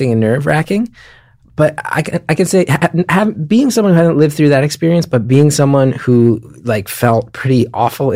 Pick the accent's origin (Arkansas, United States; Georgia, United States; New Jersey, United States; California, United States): New Jersey, United States; born or raised there